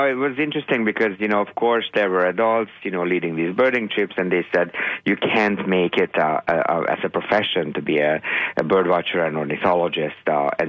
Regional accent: Hungary; moved away; ever since I was 5 years old. Growing up in Hungary

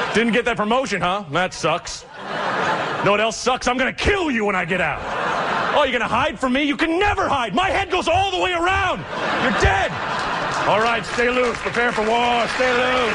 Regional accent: Oregon, United States; I'm from Oregon.

